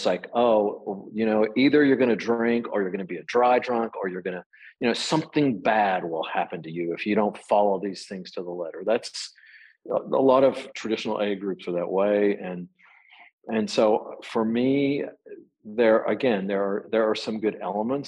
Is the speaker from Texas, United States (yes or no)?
yes; Texas, United States; I was raised in Texas